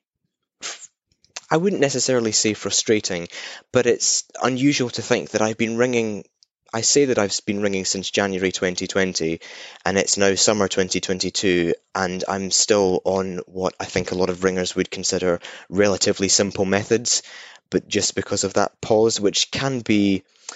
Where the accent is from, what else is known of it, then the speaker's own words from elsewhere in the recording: Scotland, United Kingdom; I'm Scottish. There's not many Scottish ringers, or certainly ringers who are born and bred Scottish. And I ring in Edinburgh